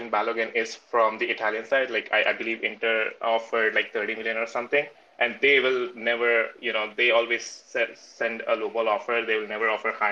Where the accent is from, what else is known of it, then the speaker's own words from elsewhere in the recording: India; now in California, United States; I'm originally from India